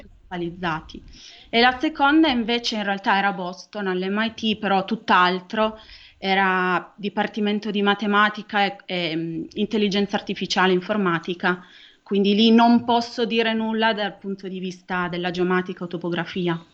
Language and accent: Italian; Turin, Piedmont, Italy; Io sono di Torino, quindi tante volte gli studenti del Politecnico mi dicono, "Ah, ma troviamo la prima persona che è nata a Torino, all'in-" Nata a Torino, ho fatto tutto al Politecnico di Torino